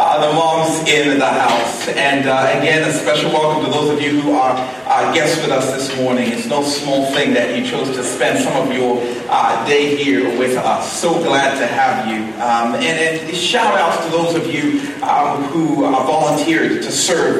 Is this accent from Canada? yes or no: no; Zambia; my brother and I, growing up in Zambia, we had a number of rituals.